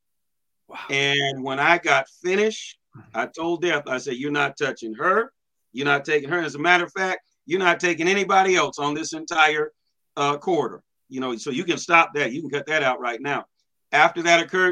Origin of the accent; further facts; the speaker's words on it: Washington, United States; now in Midwest, United States; my home state of Washington